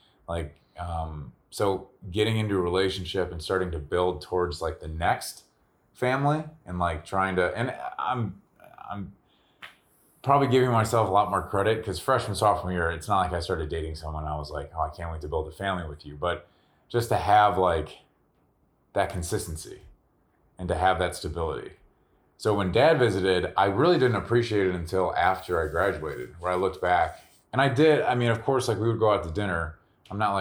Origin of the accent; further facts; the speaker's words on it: Midwest, United States; also born or lived in Wyoming; growing up in the Midwest